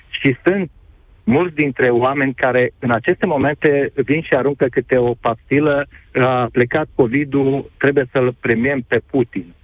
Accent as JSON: {"language": "Romanian", "town": "Cluj-Napoca", "region": "Cluj County", "country": "Romania", "said": "Nu am luat pe nimeni, sunt de la Cluj"}